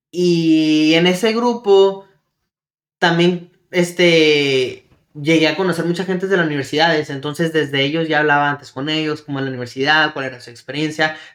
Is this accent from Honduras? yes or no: no; Mexico; en nuestro caso que venimos de México, este, no conocemos, este, cómo viene siendo la educación, el sistema educacional